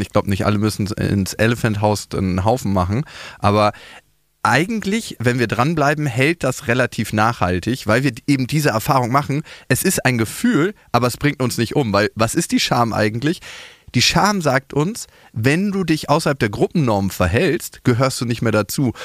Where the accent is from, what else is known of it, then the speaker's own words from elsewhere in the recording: Berlin, Germany; ich bin in Berlin geboren, ich kenne hier die Hochhäuser